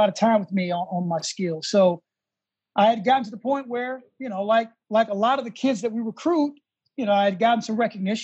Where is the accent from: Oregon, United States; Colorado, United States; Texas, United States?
Texas, United States; Houston; moved away; also born or lived in Washington, D.C. / New York; I grew up in Texas